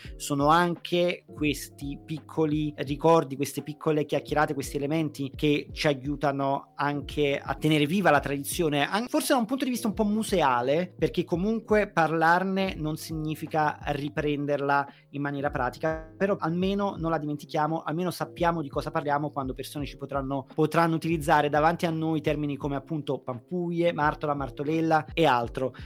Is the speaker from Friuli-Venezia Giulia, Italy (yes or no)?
no; Naples, Campania, Italy; da napoletano